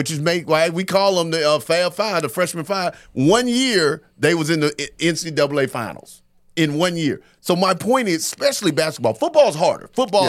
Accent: North Carolina, United States; Because I'm from North Carolina. We'd be whooping ass every year.

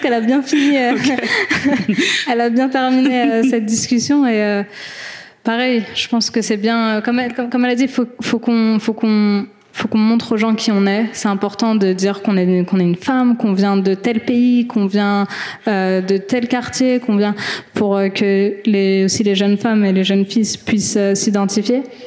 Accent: France; en tant que Française algérienne

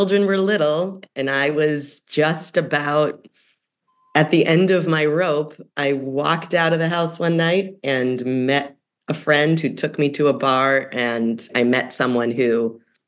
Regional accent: Evanston, Illinois, United States; moved away; My hometown paper in Evanston, Illinois

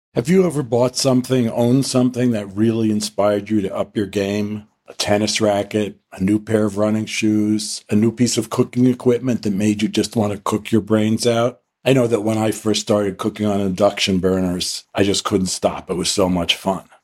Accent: New York, United States; I grew up in New York

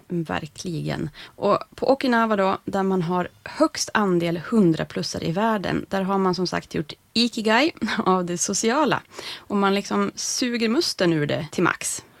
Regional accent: Norrland, Sweden; som norrlänning

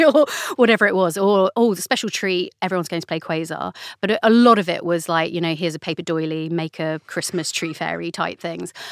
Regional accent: London, United Kingdom; I grew up in the London borough of Camden

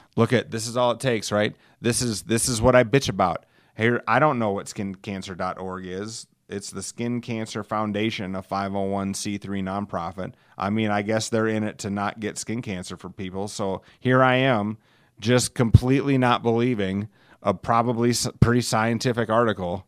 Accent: Alcester, United States; my hometown of Elsister, home of seven hundred and fifty friendly people

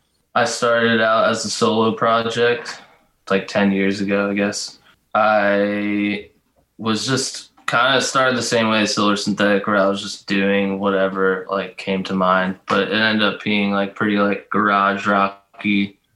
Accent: Bucks County, Pennsylvania, United States; now in New Orleans, United States; No, I'm from Bucks County, Pennsylvania.

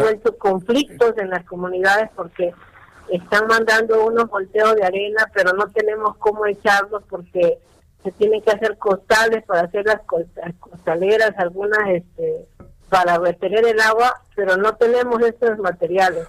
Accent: Mexico; nosotros somos mexicanos

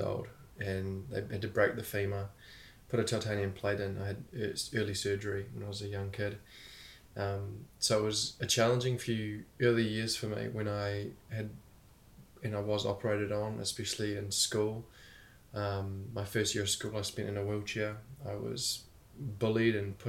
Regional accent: Christchurch, Canterbury, New Zealand; I was born in Christchurch, New Zealand, and was with my mum and dad until the age of three

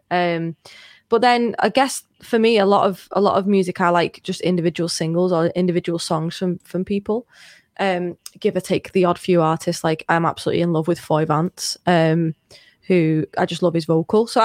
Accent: Liverpool, North West England, United Kingdom; am not I Scouse.

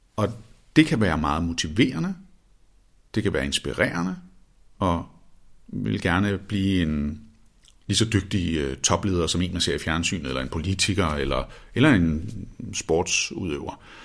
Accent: Copenhagen, Capital Region of Denmark, Denmark; Vesterbro, hvor jeg voksede op i København

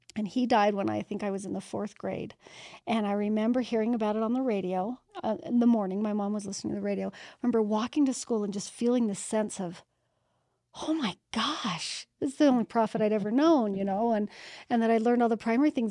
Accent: Utah, United States; I was born and raised in Utah

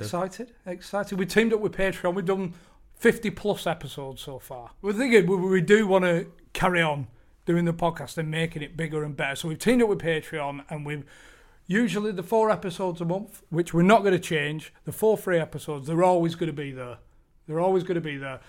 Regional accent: Bolton, North West England, United Kingdom; growing up in Bolton as a Bolton fan

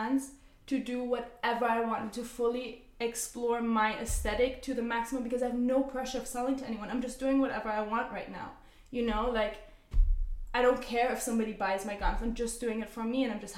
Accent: Zurich, Switzerland; moved away; the life that we have in Switzerland, we grew up in Zurich

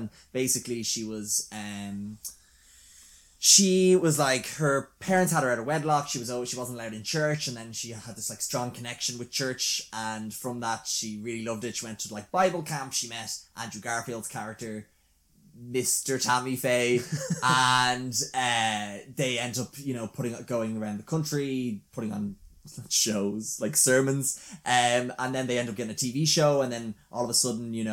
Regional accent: Ireland; we're Irish

